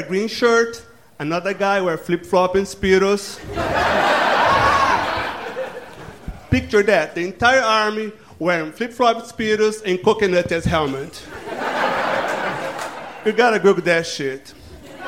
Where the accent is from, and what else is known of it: Brazil; born or raised there; English is a second language; also born or lived in Killeen, Texas; now in Austin, United States